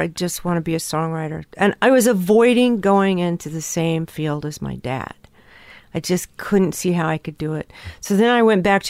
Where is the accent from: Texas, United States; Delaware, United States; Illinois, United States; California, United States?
California, United States; born or raised there